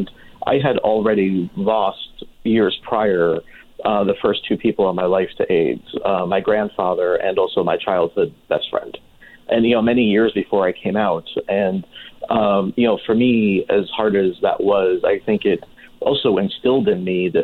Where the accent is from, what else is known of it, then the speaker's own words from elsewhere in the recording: New Jersey, United States; moved away as an adult; also born or lived in Manhattan, New York; now in Palm Springs, United States; I hail from the Garden State. I am originally from New Jersey